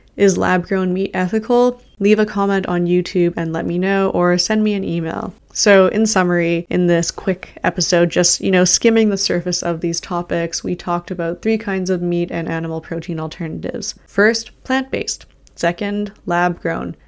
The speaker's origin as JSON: {"language": "English", "country": "Canada", "said": "I'm Canadian. I live in Canada right now."}